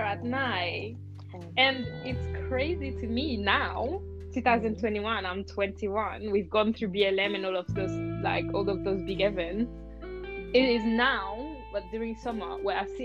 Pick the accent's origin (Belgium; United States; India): Belgium; also born or lived in Rwanda; I was born in Rwanda, but I moved in Belgium, like, before I even knew what was being black